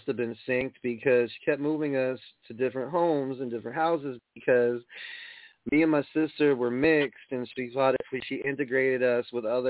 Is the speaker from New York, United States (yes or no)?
yes; New York, United States; I'm from New York